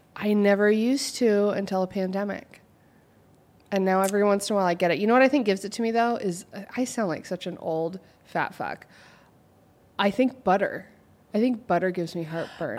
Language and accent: English; Oregon, United States; moved away; I'm from O, Oregon